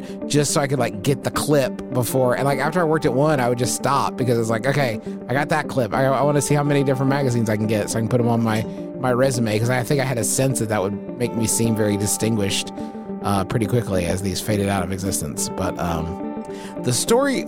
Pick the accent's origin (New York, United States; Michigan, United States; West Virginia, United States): West Virginia, United States; Huntington; It's my hometown here in Huntington, West Virginia